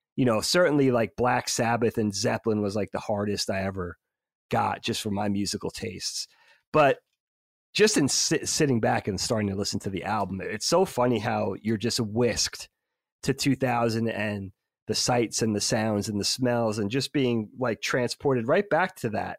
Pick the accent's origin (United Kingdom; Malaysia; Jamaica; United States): United States; New York; we grew up in New York, so we had Hot ninety-seven